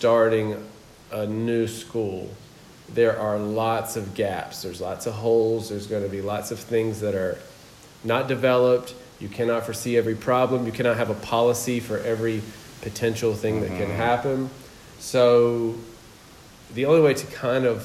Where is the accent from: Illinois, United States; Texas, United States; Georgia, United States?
Georgia, United States; moved away as an adult; also born or lived in South Korea / Vietnam / Thailand / Laos; now in Cabarete, Dominican Republic; I'm originally from the States, from Georgia